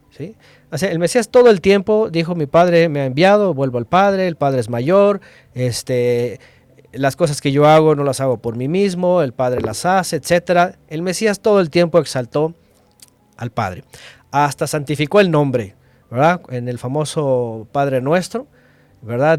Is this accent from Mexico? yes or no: yes; Mexico; yo lastimosamente nací en México